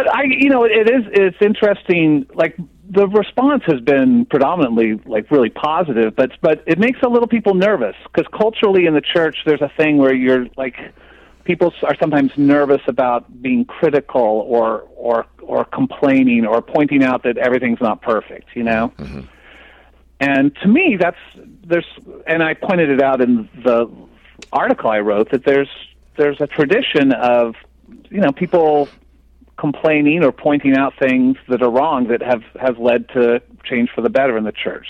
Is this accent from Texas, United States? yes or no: no; Phoenix, Arizona, United States; growing up in Phoenix